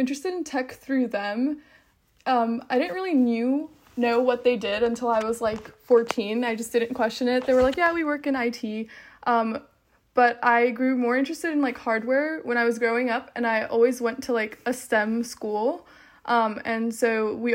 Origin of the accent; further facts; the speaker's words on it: Charlotte, North Carolina, United States; I'm from Charlotte, North Carolina